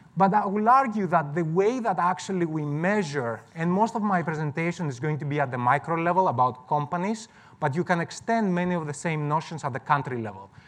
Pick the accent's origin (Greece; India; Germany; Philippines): Greece; moved away; I'm from Greece originally.